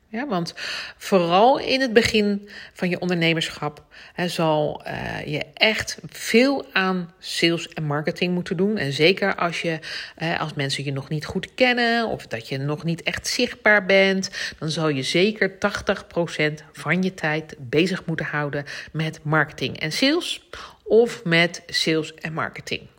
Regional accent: The Hague, South Holland, Netherlands; accent: Haags; mijn Haagse accent

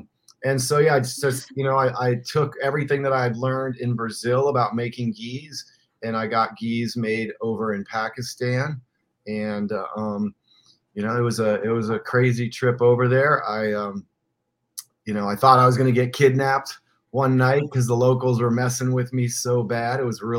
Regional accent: Iran; also born or lived in Middle East; I grew up in the Middle East, in Iran, and traveled the Middle East.

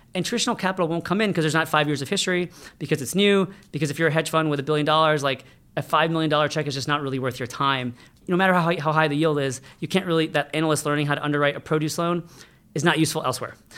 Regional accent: United States; I was born in America

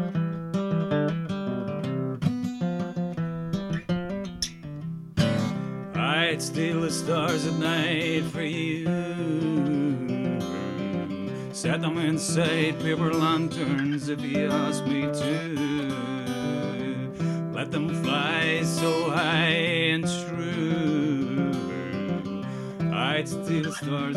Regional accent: Ulster, Northern Ireland, United Kingdom; accent: Ulster (implied)

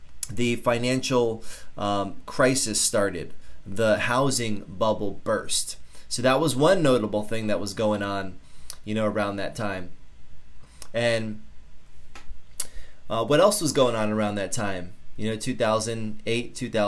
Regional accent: Norwalk, Connecticut, United States; I grew up in South Norwalk in Connecticut

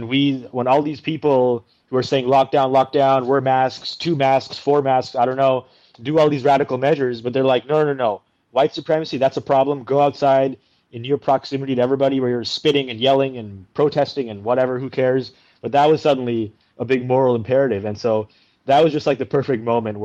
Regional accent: Canada; also born or lived in India; I'm from India, by the way. That's where I was born. And then we came to Canada when I was about 4 years of age

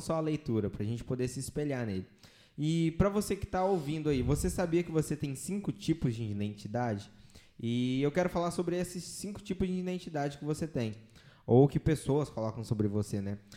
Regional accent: Hortolândia, São Paulo, Brazil

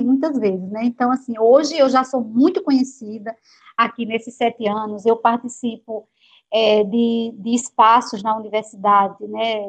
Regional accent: Juazeirinho, Paraíba, Brazil; accent: interior; moved away as an adult; also born or lived in Campina Grande, Brazil; now in Salvador, Brazil; eu me criei em Juazeirinho, né, na zona rural

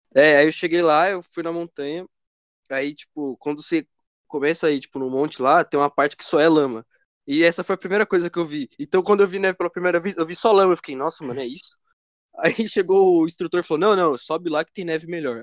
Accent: Brazil; como todo bom brasileiro

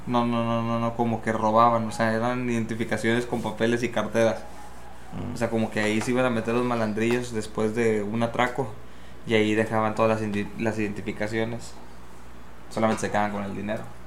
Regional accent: Tangamandapio, Michoacán, Mexico; en mi pueblito en Tangamandapio

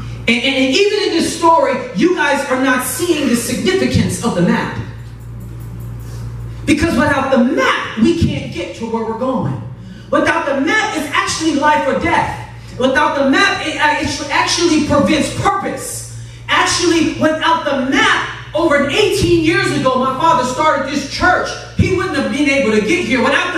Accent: Chicago, Illinois, United States; moved away; I'm originally from Chicago, South Side, represent. I'm scared. And so my dad drove our family in a U-Haul truck from Chicago to California.

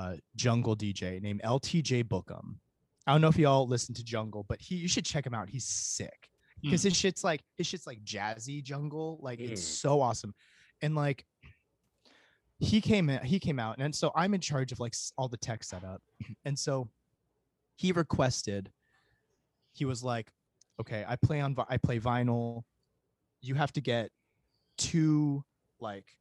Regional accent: Irvine, California, United States; also born or lived in Chicago; now in Los Angeles, United States; I grew up in Irvine, which is in Orange County.

